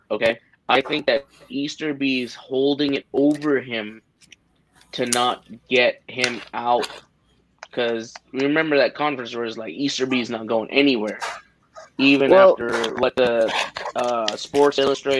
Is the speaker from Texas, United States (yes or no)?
yes; Jacksonville, Texas, United States; I'm from Jacksonville, Texas. I'm 45 minutes from Lufkin.